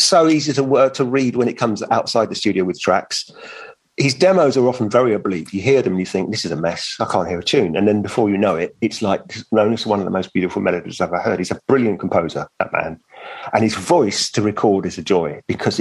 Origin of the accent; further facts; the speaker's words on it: London, United Kingdom; also born or lived in Venice; I was born in the East End and I live in West London. I'm a Londoner.